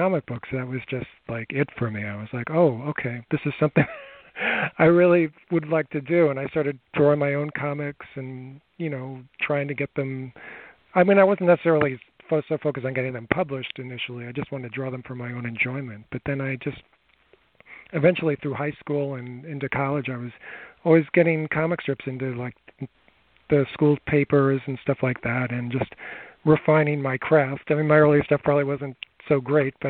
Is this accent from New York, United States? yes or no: yes; Long Island, New York, United States; I grew up here on Long Island in New York